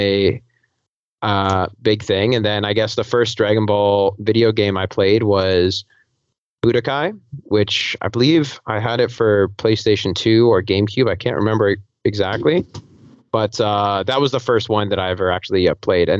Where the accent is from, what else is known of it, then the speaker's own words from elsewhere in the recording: Toronto, Ontario, Canada; I'm from Toronto, Canada